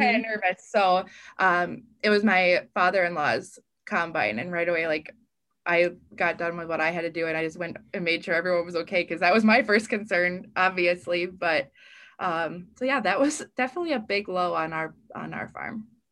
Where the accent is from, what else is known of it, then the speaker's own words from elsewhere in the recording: northern Wisconsin, United States; I was a, a regional reporter, kind of had the northern Wisconsin area um, down past my hometown